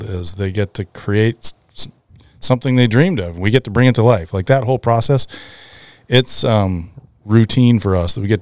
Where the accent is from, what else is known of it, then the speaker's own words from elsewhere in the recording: Prince William Sound, Alaska, United States; I grew up in a fishing family. Brad was working for a fishing family. And we grew up in Prince William Sound, working and playing in the summers